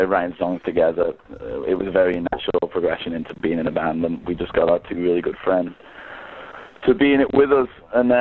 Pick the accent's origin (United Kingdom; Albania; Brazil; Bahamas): United Kingdom; England; moved away as an adult; now in Vancouver, Canada; I'm from England.